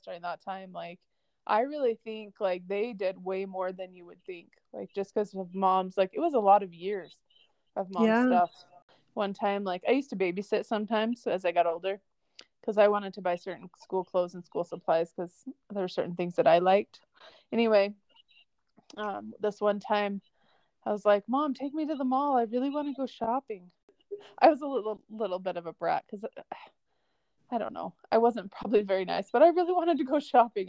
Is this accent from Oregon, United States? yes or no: yes; Hermiston, Oregon, United States; growing up in Hermiston, my parents like had a house